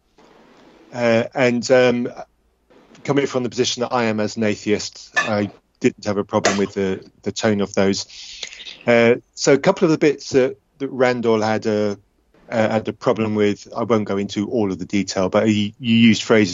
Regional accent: England, United Kingdom; the English one.

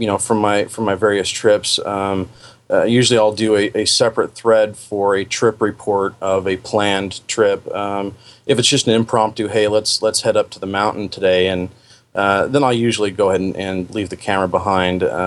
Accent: Puget Sound area, Washington, United States; moved away as an adult; now in Oregon, United States; Although I was born and raised up in the Puget Sound area, after my teenage years, I've spent all my time here in Oregon

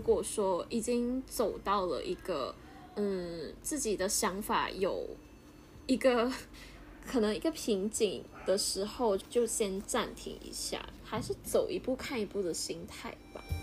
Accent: Malaysia; also born or lived in Taipei; 在马来西亚其实是一个有无限商机的地方啊

